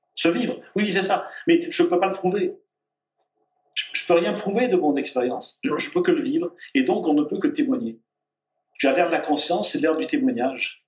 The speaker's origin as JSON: {"language": "French", "region": "Auvergne-Rhône-Alpes", "country": "France", "said": "je suis auvergnat"}